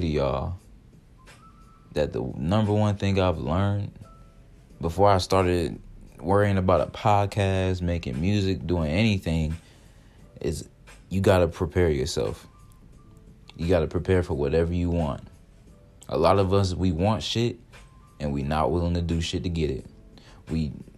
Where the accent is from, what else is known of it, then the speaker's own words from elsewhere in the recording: Georgia, United States; moved away as an adult; now in Ohio, United States; I'm from the South, so I love Georgia more. That's where I'm really from.